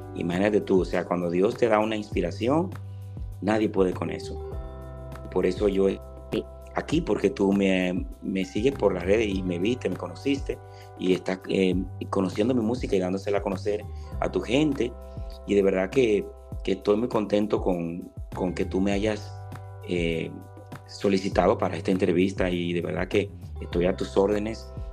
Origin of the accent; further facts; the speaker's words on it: Monte Cristi, Dominican Republic; moved away; desde que yo salí de mi pueblo, mi pueblo es Montecristi